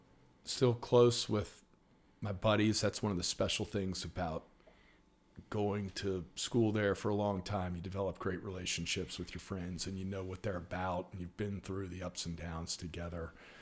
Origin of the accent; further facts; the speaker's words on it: Richmond, Virginia, United States; So I was born here in Richmond. Lived here basically my whole life, and went to St. Chris for 13 years.